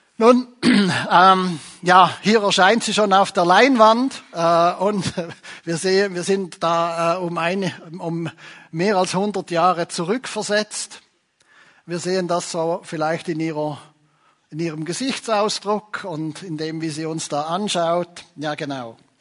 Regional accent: Switzerland; bei uns in der Schweiz

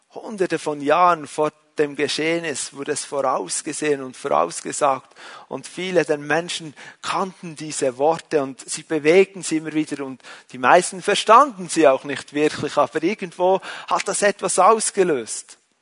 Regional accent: Switzerland; ich bin ein Schweizer

